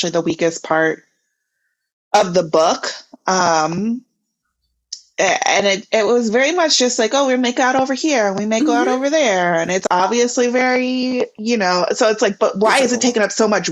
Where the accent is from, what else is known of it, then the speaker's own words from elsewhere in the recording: Missouri, United States; moved away; we're both from Missouri